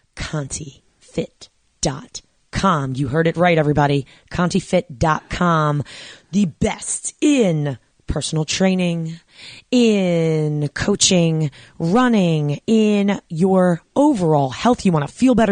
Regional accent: New York, United States; I grew up in New York

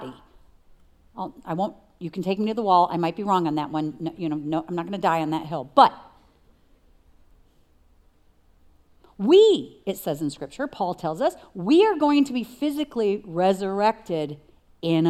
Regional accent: New York, United States; I'm from New York, and so the Spirit speaks to me like a New Yorker

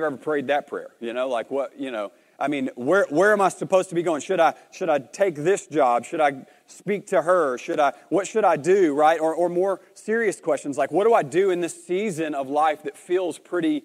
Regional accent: Arkansas, United States; moved away as an adult; also born or lived in Marshfield; Arkansas, which is where I'm originally from, if you can't tell from my accent

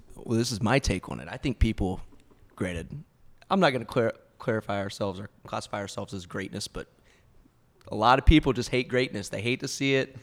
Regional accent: Sulphur, Louisiana, United States; moved away as an adult; now in Austin, United States; born and raised, just a good old Louisiana boy. Uh, went to Sulphur High School.

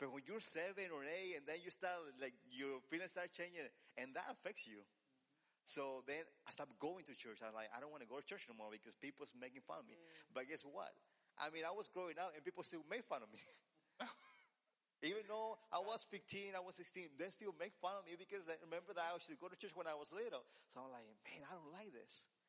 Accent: Mexico; moved away; since I'm from Mexico, I used to uh, my, the church was in Mexico was in the same in the same uh, land that we have our house

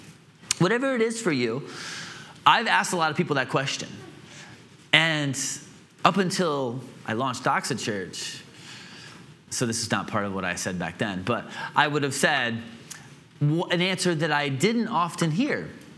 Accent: Atlanta, Georgia, United States; also born or lived in Illinois / Greenville; I grew up in Atlanta and Illinois, and I lived in Greenville for 7 years as a young adult.

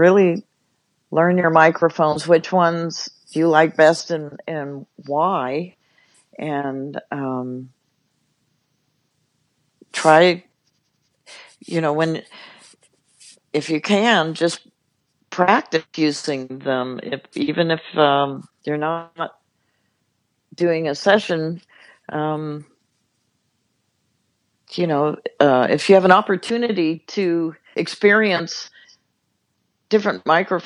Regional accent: Los Angeles, California, United States; I grew up in Los Angeles

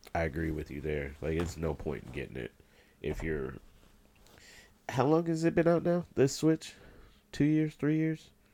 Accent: Indiana, United States; I'm from Indiana

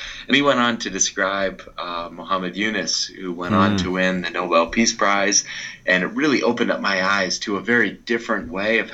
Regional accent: outside of Boston, Massachusetts, United States; grew up outside of Boston

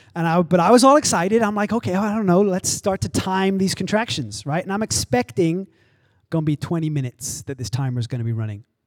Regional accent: England, United Kingdom; also born or lived in Arizona / Oklahoma; now in Los Angeles, United States; I grew up in England, I've lived in Arizona and Oklahoma, and I've lived here

